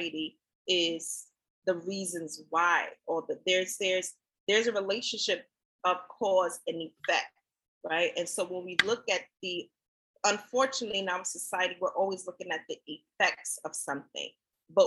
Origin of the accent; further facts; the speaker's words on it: New York City, New York, United States; also born or lived in Allendale, South Carolina; I grew up in Brooklyn, right? And I am from Brooklyn, but I hail from Allendale, South Carolina, small town.